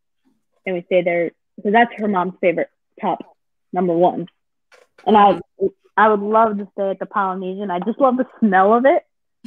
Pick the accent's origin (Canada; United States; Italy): United States; Jersey Shore, New Jersey; I'm so used to growing up as a kid from the Jersey Shore.